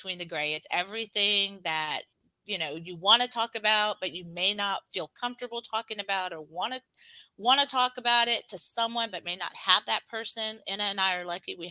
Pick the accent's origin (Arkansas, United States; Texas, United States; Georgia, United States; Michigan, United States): Texas, United States; I'm just from Texas. Like, I vacation out, but that's it. You know, I've not lived anywhere else.